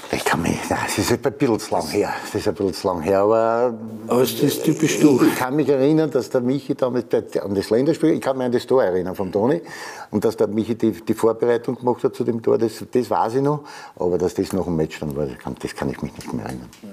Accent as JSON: {"language": "German", "region": "Vienna", "country": "Austria", "said": "wir sich ja zwei Jahre lang häkeln lassen müssen von den Salzburger"}